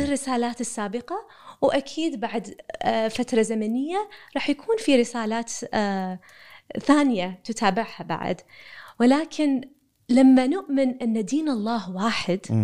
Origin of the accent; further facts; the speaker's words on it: Kuwait; أنا مواطنة كويتية